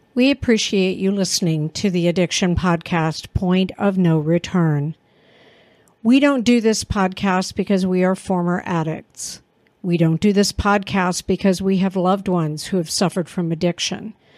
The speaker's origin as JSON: {"language": "English", "region": "Texas", "country": "United States", "tie": "born or raised there", "moved": "yes", "said": "I was born in Texas and had family there"}